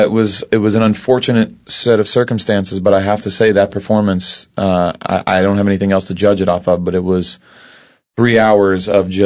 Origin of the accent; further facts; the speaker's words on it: Ashland, Kentucky, United States; I am from Ashland, Kentucky. Good old southern Ashland, Kentucky.